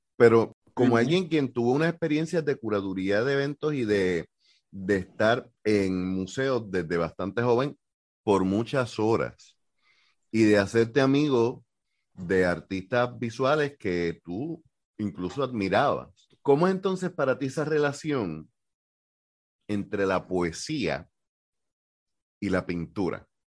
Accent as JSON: {"language": "Spanish", "country": "Puerto Rico", "said": "yo lo veo desde Puerto Rico"}